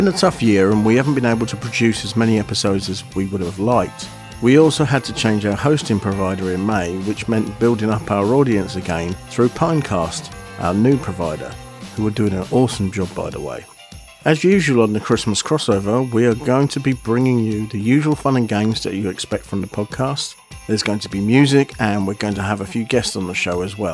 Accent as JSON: {"language": "English", "town": "Aylesbury", "region": "South East England", "country": "United Kingdom", "tie": "born or raised there", "said": "my hometown of Aylesbury"}